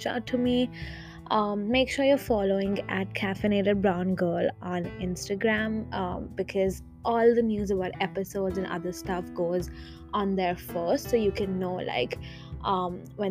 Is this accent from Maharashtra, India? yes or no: no; Jaipur, Rajasthan, India; moved away as an adult; now in Minneapolis, United States; I grew up in Jaipur in India, and then right now I'm in Minneapolis